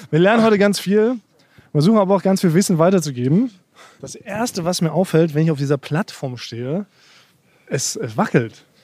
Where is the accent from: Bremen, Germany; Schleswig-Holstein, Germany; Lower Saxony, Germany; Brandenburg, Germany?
Schleswig-Holstein, Germany; reden ja. genau so wie da, wo ich herkomme.